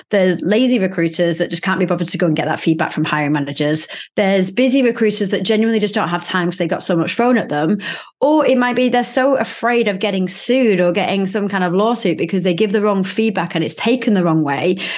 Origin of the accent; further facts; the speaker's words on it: Manchester, North West England, United Kingdom; moved away; not far, like ten minutes drive away from where I grew up